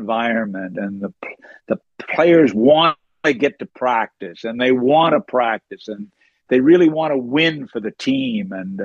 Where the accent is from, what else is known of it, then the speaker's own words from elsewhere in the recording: Summerside, Prince Edward Island, Canada; moved away as an adult; I end up back in my hometown teaching high school